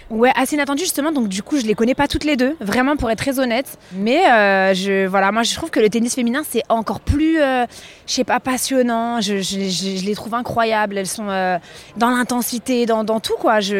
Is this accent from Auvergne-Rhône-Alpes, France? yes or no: yes; Lyon, Auvergne-Rhône-Alpes, France; je jouais en club euh, dans ma petite région, euh, je suis lyonnaise.